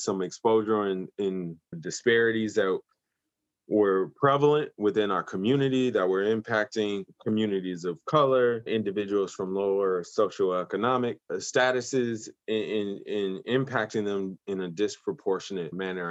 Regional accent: Grand Rapids, Michigan, United States; also born or lived in Detroit, United States / Kansas City, United States; my hometown in Grand Rapids, Michigan

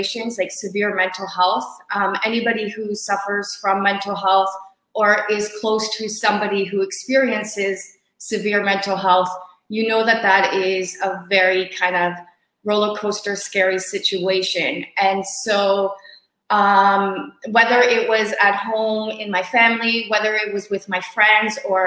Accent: Hamilton, Ontario, Canada; I flew to my hometown, Hamilton, to do quarantine here

